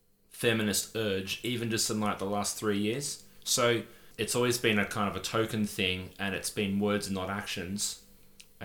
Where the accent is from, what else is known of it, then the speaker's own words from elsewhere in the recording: Australia; Am I the first Aussie